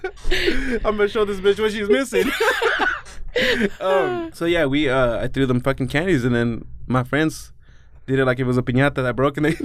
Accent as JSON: {"language": "English", "town": "Wilder", "region": "Idaho", "country": "United States", "tie": "born or raised there"}